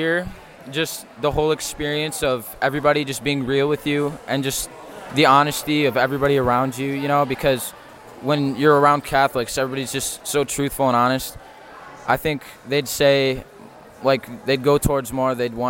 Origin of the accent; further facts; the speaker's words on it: Sylvania, Ohio, United States; I'm from Sylvania, Ohio.